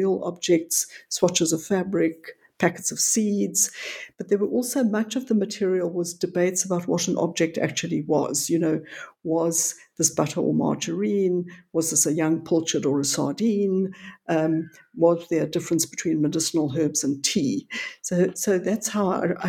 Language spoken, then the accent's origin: English; South Africa; also born or lived in Johannesburg; About 70 miles west of Johannesburg, which is in the interior of the country, I was but I've spent most of my adult life in Johannesburg